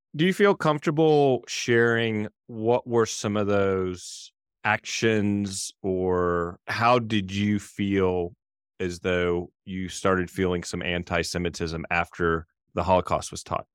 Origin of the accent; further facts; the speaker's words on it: Brookhaven, Mississippi, United States; now in Jackson, Wyoming, United States; I grew up in a town called Brookhaven, Mississippi